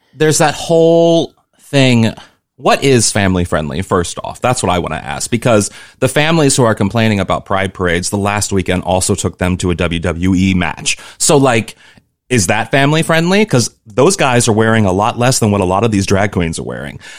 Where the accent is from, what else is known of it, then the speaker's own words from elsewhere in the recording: Missouri, United States; moved away as an adult; also born or lived in New York / Los Angeles; I come from Missouri